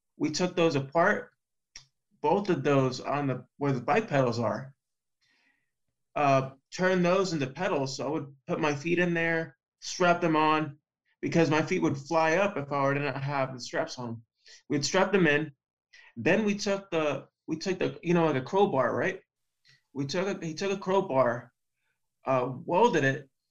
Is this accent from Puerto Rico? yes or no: yes; Puerto Rico; now in Florida, United States; in the very first league in Puerto Rico, in my hometown.